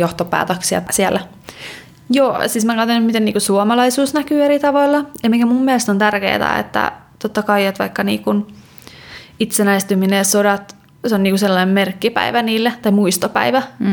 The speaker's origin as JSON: {"language": "Finnish", "town": "Kotka", "region": "Kymenlaakso", "country": "Finland", "moved": "yes", "lives_now": "Stockholm, Sweden", "said": "mä oon Kotkasta kotoisin, mikä on tällainen merenrantakaupunki"}